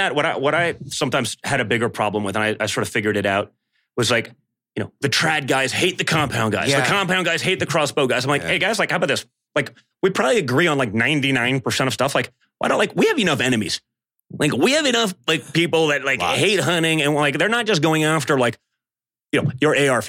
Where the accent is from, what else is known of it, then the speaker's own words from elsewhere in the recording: New York City, New York, United States; I was a guy from New York City